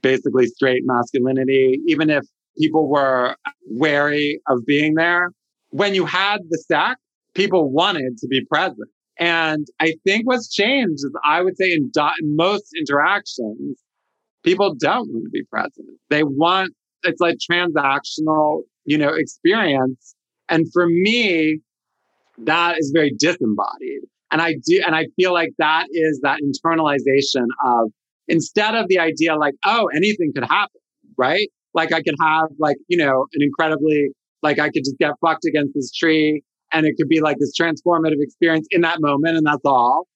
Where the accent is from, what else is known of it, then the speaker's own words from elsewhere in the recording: Washington, District of Columbia, United States; moved away; also born or lived in San Francisco; a closeted kid growing up in Washington, D.C.